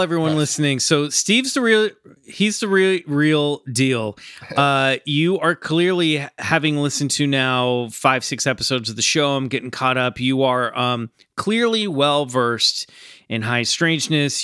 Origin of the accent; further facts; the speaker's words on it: Olathe, Kansas, United States; I grew up in Kansas, just south of you